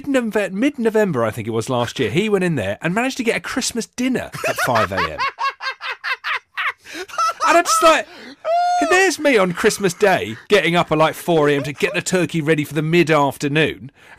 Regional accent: South of England, United Kingdom; Oh, gravy all day long. I think it's mad. I've actually got some Northern family

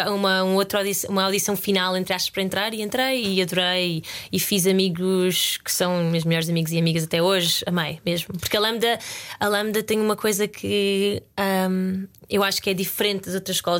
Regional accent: Lisbon, Portugal; born or raised there; moved away as an adult; also born or lived in Guimarães, Portugal / Porto Alegre, Brazil; now in United Kingdom

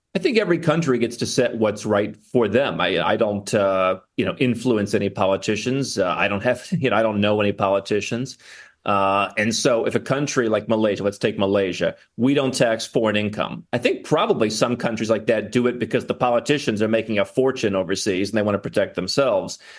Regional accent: United States; moved away as an adult; I was born in the United States

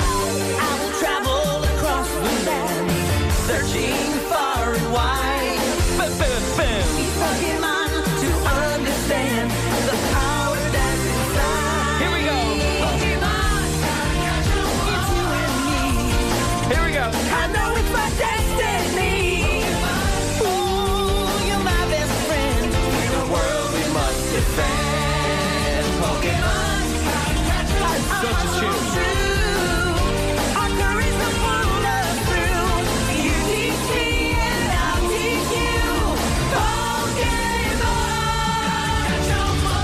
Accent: County Meath, Ireland; A fellow Mead person.

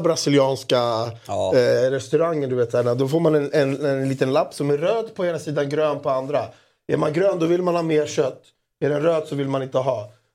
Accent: Greece; jag är så jävla grek

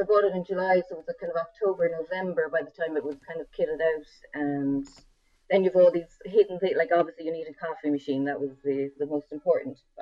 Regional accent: West Cork, Munster, Ireland; growing up in West Cork

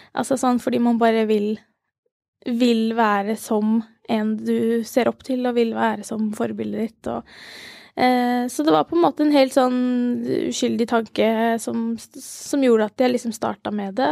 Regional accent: Ski, Akershus, Norway; also born or lived in Langhus; jeg er eh, fra Ski

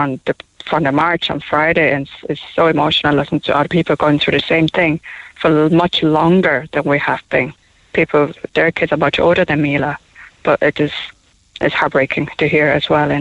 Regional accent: Taiwan; English is a second language; now in Cork, Ireland; We're from Taiwan. I'm from Taiwan

